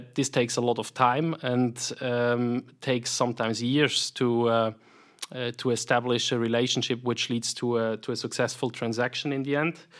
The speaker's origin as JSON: {"language": "English", "region": "Solothurn", "country": "Switzerland", "tie": "born or raised there", "also_born_or_lived": "Zurich / St. Gallen / United States", "accent": "Swiss", "said": "as you hear from my accent, I'm, I'm, I'm Swiss, born and raised here in the canton of Solothurn"}